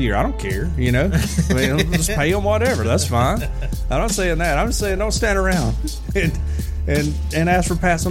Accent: Fayette, Alabama, United States; we're all from Fayette

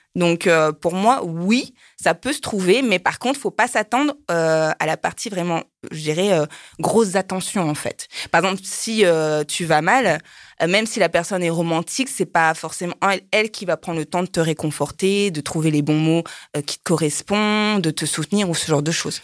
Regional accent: France; moved away; also born or lived in Japan; je suis française

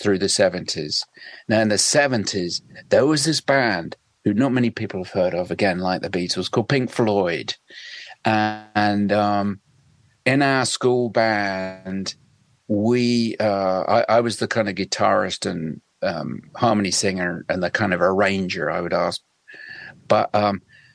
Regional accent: West Suffolk, East of England, United Kingdom; moved away; also born or lived in London; I grew up in West Suffolk, which is it's kind of like the Wild West

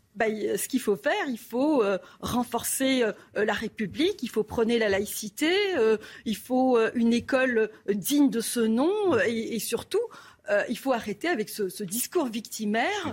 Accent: Algeria; moved away; also born or lived in Kharkiv, Ukraine / Cyprus / France / Quebec, Canada; je me suis établie en Algérie et j'ai grandi là, en Algérie, jusqu'en 1994

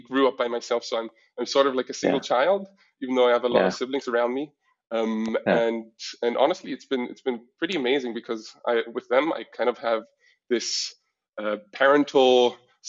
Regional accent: Berlin, Germany; moved away as an adult; also born or lived in San Francisco; all of my life I spent in Berlin, Germany, up until the age of 18

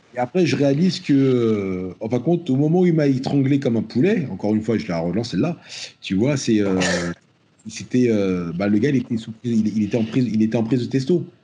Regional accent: France; je suis français, mais, mais, si je suis africain et je porte mes, racines de, la même manière

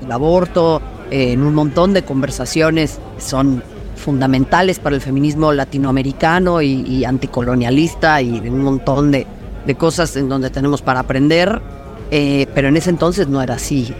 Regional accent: Mexico; yo nací, en este país y lo amo y, soy mexicana antes que cualquier otra cosa

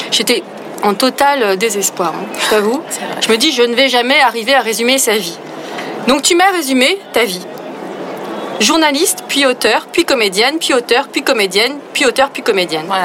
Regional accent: Grand Est, France; Je pense que j'ai toujours voulu faire ça, mais comme je viens de l'Est de la France, je savais pas que j'avais le droit.

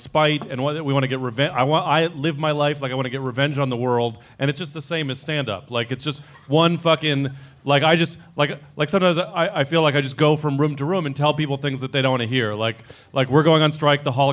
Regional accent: San Francisco, California, United States; I'm from San Francisco

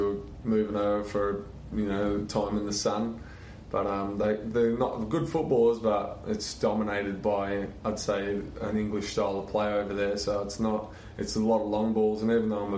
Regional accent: Perth, Western Australia, Australia; also born or lived in Christmas Island; went from Christmas Island back to Perth when I was seven. And from then on, played football there and rose up the ranks in Perth

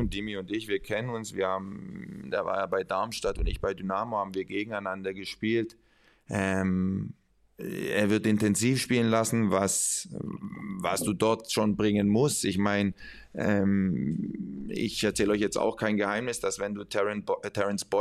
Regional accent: Spain; Ja, ja, und trotzdem, hey, ich bin, ich bin Spanier. Ähm, das bedeutet emotional.

